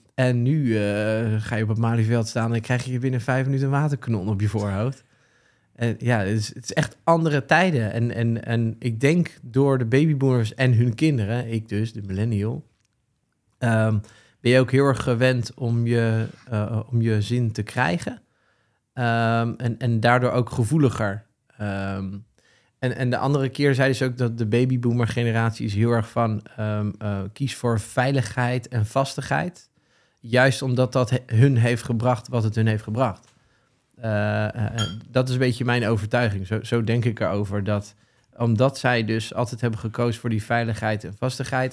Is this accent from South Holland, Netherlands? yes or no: yes; The Hague, South Holland, Netherlands; Geboren en getogen zeeheld